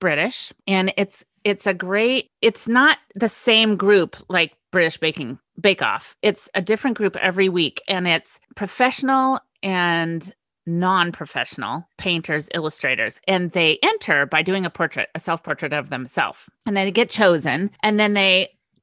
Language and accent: English; California, United States; also born or lived in England; growing up in California